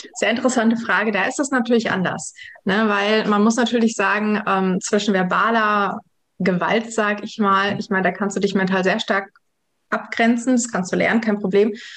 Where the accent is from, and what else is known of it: Germany; born or raised there; also born or lived in Kazakhstan